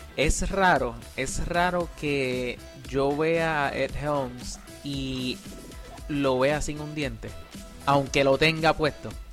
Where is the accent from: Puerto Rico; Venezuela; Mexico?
Puerto Rico; moved away as an adult; also born or lived in Mayagüez, Puerto Rico / San Juan, Puerto Rico; now in United States; yo hasta que me fui de Puerto Rico